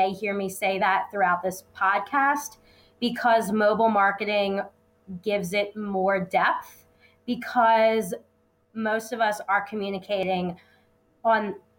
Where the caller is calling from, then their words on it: Philadelphia, Pennsylvania, United States; I'm coming from Philadelphia, so it's been a cold winter.